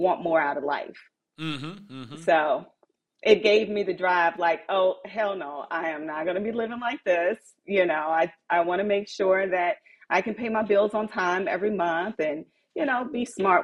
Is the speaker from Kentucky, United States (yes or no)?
no; Cincinnati, Ohio, United States; I was raised in Cincinnati, in the hood, in the projects, is where I came from.